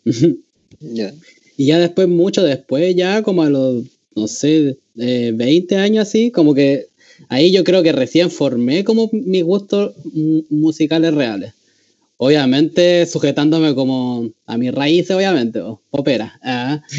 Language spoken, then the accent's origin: Spanish; Valparaíso, Chile; tengo 23 años, soy de Valparaíso